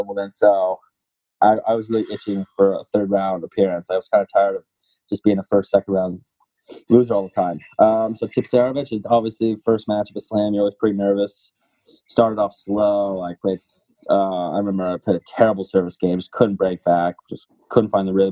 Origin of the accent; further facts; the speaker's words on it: Washington, District of Columbia, United States; my hometown tournament in D.C.